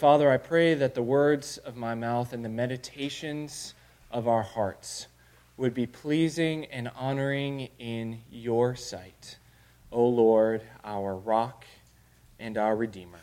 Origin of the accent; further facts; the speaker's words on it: Illinois, United States; now in Arkansas, United States; I'm a Yankee from Illinois